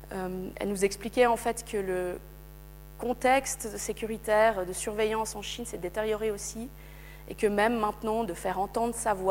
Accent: Switzerland; l'appareil de surveillance en tant que Suisse, en tant qu'Occidentaux, d'aller mener l'enquête.

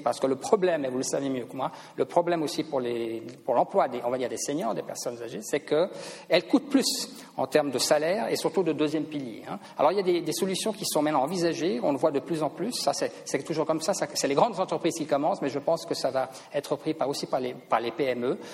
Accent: Switzerland; en tant que Suisse

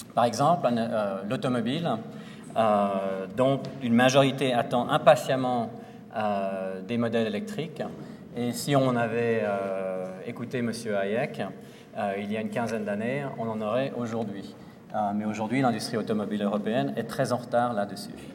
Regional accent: Lausanne, Vaud, Switzerland; moved away; à Lausanne, dans ma ville natale

